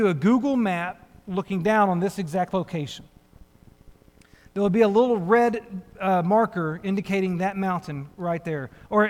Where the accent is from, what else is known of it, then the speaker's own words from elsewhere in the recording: United States; growing up in the United States of America